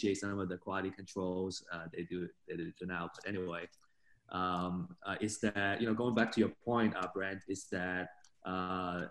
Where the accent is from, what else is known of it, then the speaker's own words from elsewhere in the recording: China; moved away; growing up in China in the 80s kind of period, it was a very poor period